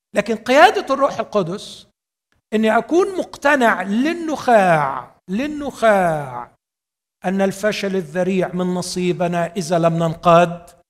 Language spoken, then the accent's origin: Arabic; Egypt; عندنا في مصر